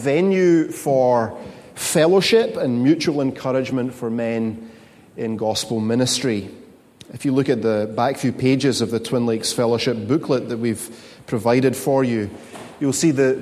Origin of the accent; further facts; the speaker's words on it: Scotland, United Kingdom; moved away; As a Scotsman, I want you to know that negativity and hand-wringing and brow-furrowing is my cultural default setting